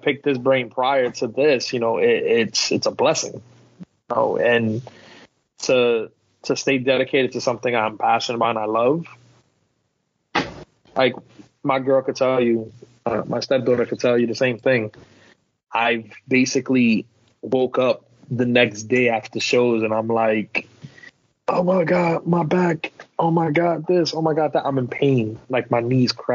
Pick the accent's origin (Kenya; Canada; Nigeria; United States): United States; New York City, New York; I came from the South Bronx